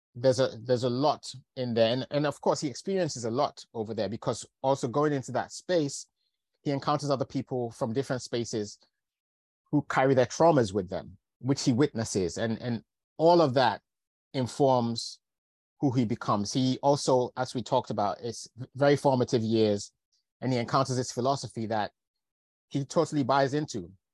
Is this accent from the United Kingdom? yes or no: yes; London, United Kingdom; also born or lived in Lincolnshire / Manchester; I've grown up largely in London. I still feel very connected to the north of England. I was born in Lincolnshire, went to, went to university in Manchester.